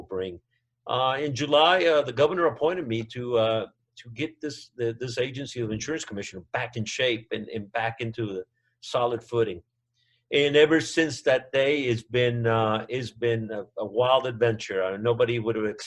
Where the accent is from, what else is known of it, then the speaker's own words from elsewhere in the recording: south of Monterrey, Nuevo León, Mexico; first language Spanish; English is a second language; moved away as an adult; also born or lived in Albany, Georgia / Atlanta, Georgia; now in Georgia, United States; But I grew up in a farm in south of Monterrey, Mexico. And so Spanish is my first language.